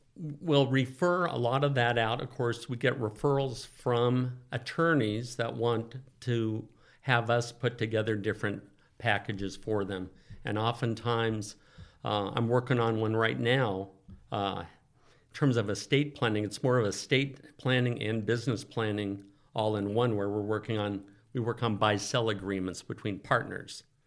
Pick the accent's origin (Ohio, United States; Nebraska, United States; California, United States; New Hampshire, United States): California, United States; Oakland; also born or lived in Santa Barbara; I grew up in the Oakland Hills, uh, native Californian.